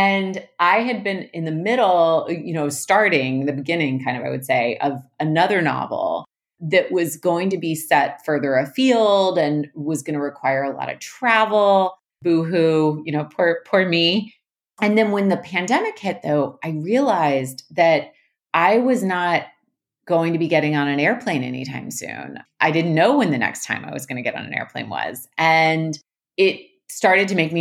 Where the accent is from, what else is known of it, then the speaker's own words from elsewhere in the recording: Richmond, Virginia, United States; my hometown of Richmond, Virginia